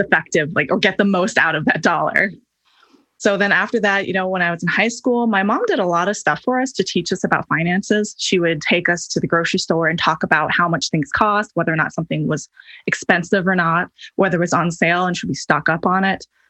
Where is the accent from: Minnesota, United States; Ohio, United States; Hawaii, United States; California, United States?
Hawaii, United States; I grew up in Hawaii, which is a notoriously high cost of living area